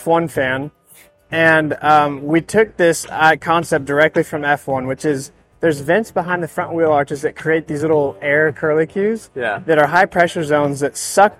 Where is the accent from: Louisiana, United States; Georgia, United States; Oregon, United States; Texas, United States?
Texas, United States; And we're from Texas, and we love that. And we want to really play that up.